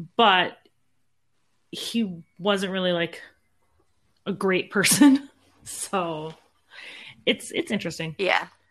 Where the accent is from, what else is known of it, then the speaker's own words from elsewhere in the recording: Midwest, United States; we're from the Midwest